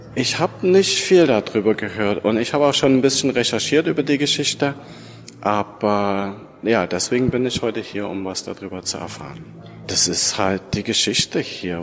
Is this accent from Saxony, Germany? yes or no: yes; Leipzig, Saxony, Germany; moved away as an adult; now in Novi Sad, Serbia; Ich komme aus Deutschland, aus Leipzig.